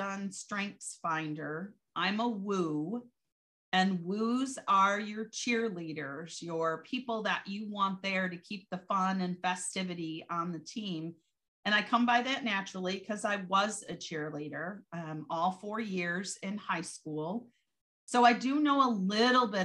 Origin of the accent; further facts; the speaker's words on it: Michigan, United States; my mom actually owned a bakery for about 25 years where I grew up in Michigan